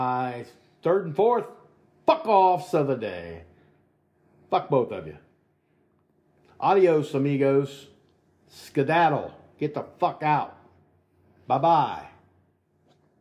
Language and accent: English; United States; we play the fool very well as American people